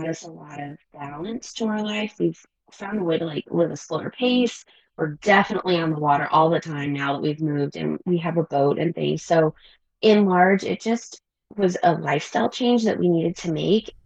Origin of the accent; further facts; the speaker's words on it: Middle Tennessee, United States; now in Colorado, United States; I'm originally from Middle Tennessee